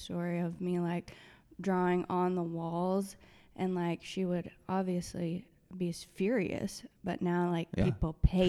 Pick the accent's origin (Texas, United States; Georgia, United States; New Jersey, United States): Texas, United States; Irving; also born or lived in Oak Cliff, Dallas / North Carolina / Bend, Oregon / Spain; I grew up in Irving, actually.